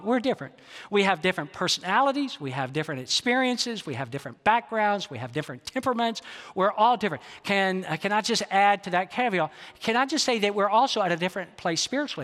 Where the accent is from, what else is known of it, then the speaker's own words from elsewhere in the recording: the South, United States; I grew up in the South